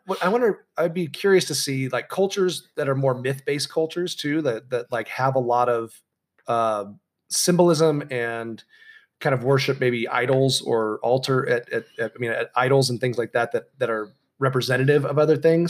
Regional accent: San Clemente, California, United States; my hometown, uh, of San Clemente

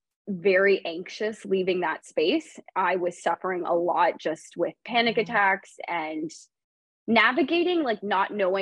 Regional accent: Canada; moved away as an adult; also born or lived in Toronto; now in San Diego, United States; I'm a Canadian living in California

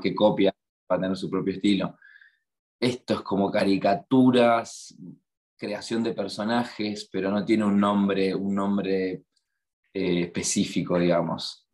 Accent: La Plata, Buenos Aires Province, Argentina; moved away as an adult; now in Melbourne, Australia; yo soy de La Plata, cerca de Buenos Aires

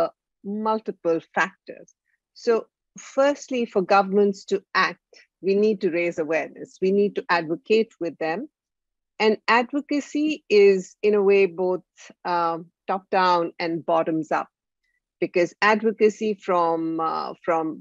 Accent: India; My background is from India. I'm from India

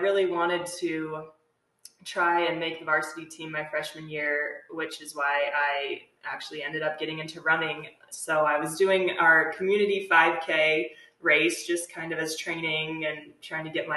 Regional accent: Littleton, Colorado, United States; also born or lived in Fort Collins, Colorado; I was born and raised in Littleton, Colorado, which is just a little bit south of here in Fort Collins, the suburb of Denver

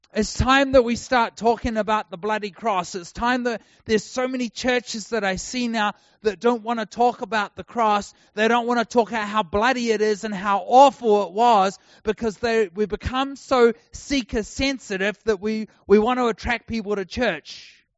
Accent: New Zealand; now in Texas, United States; I'm a New Zealander. If you haven't worked out, I don't speak like an American

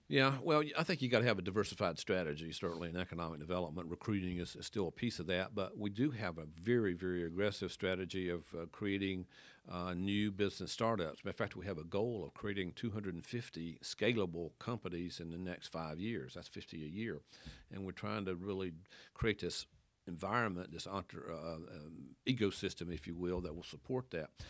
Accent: Wilkes County, North Carolina, United States; moved away as an adult; also born or lived in Athens, Georgia; now in Winston-Salem, United States; I'm from Wilkes County. Grew up on a dead end dirt road out there

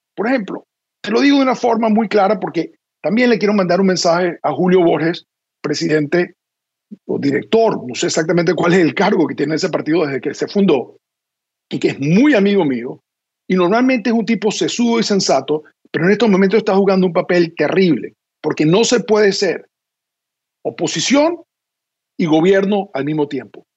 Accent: Venezuela; now in Washington, United States; nuestro país

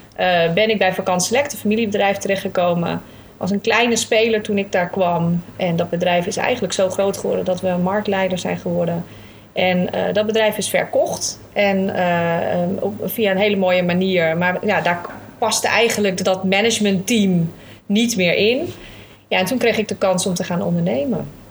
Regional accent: Alkmaar, North Holland, Netherlands; also born or lived in Papendrecht; een echte Noord-Hollander. Eh, Alkmaarder. Eh, ik zeg altijd niet geboren, maar wel getogen vanaf mijn vijfde

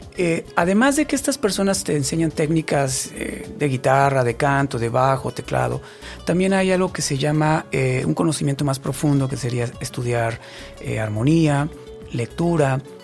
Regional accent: Mexico

